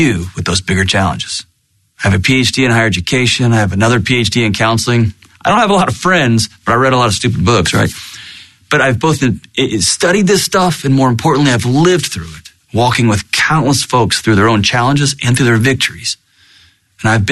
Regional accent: Texas, United States; born and raised in Texas

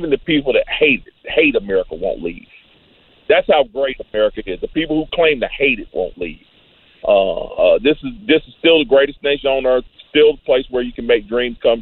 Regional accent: Greensboro, North Carolina, United States; I was born and raised in Greensboro, North Carolina.

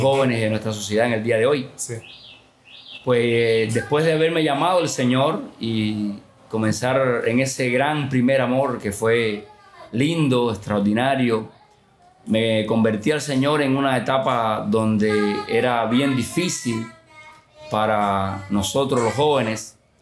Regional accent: Santa Clara, Villa Clara, Cuba; now in Cienfuegos, Cuba; yo soy natural de Santa Clara, es otra localidad aquí en el centro de Cuba, en la parte norte

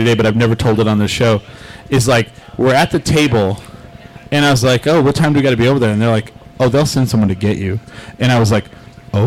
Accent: New Mexico, United States; We're from New Mexico

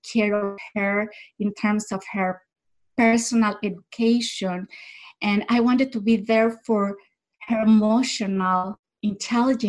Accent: Mexico; first language Spanish; English is a second language; moved away as an adult; also born or lived in French-speaking Switzerland; now in Switzerland; I am originally from Mexico and I live in the French part of Switzerland

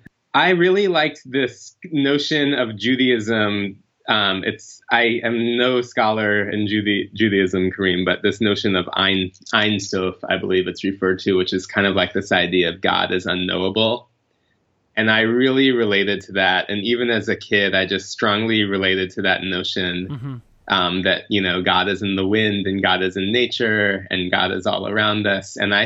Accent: Greensboro, North Carolina, United States; born there; Well, I was born in Greensboro, North Carolina, back in 1981, which, had, 100,000 people or something, kind of a typical American suburban town.

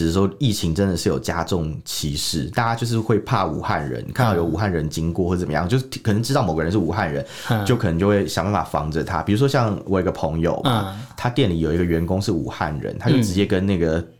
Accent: Taiwan; 就是听起来我们台湾人听可能怪怪

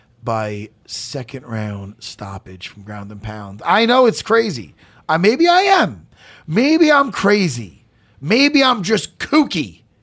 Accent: Long Island, New York, United States; I'm from Long Island, Strong Island.

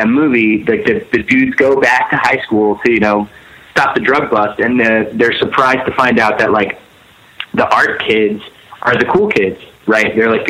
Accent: Pennsylvania, United States; And I grew up right outside of Philadelphia, so like every single night there was something going on.

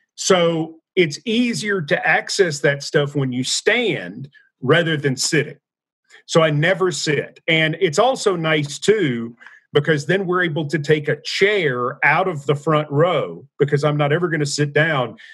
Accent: Nashville, Tennessee, United States; also born or lived in Knoxville; I'm from Nashville

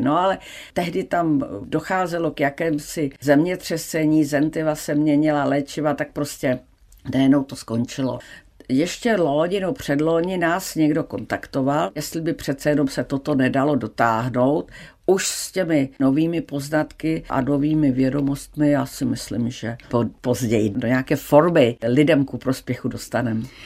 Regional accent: Czechia; jak jsem byla zvyklá z Česka

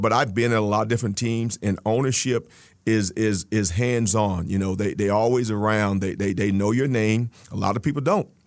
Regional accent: Texas, United States; moved away; I grew up in Texas

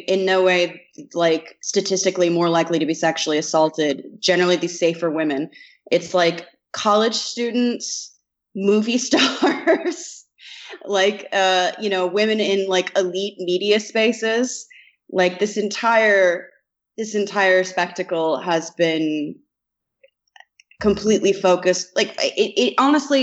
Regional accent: Indiana, United States; I'm from Indiana

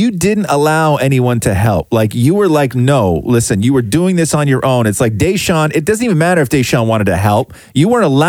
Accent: Acton, Ontario, Canada; When I was growing up in Halton, because that's where Acton is

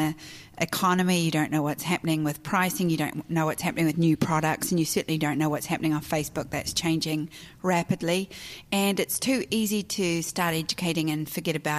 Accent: New Zealand; moved away as an adult; also born or lived in Australia; now in United States; I was born and raised in New Zealand.

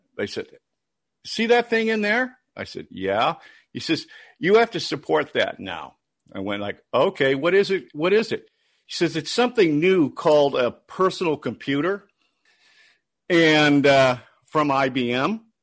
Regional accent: Detroit, Michigan, United States; moved away; also born or lived in Minneapolis; I was born and raised in Detroit

